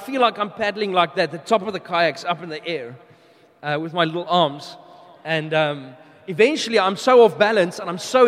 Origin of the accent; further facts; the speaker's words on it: South Africa; also born or lived in United Kingdom / New Zealand / Melbourne, Australia; now in Brisbane, Australia; we are originally from South Africa. We moved to the UK, New Zealand, Melbourne, and now we are here in Brisbane